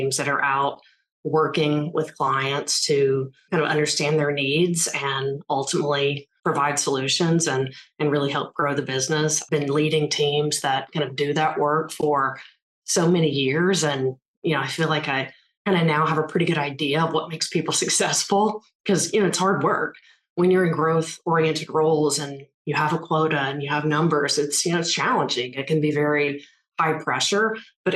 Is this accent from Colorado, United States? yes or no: no; Memphis area, North Mississippi, United States; moved away as an adult; also born or lived in Atlanta; I'm from the North Mississippi, Memphis area